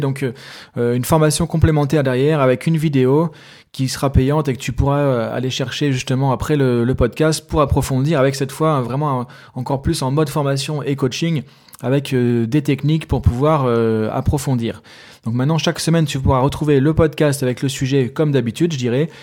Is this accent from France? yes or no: yes; France; moi je suis français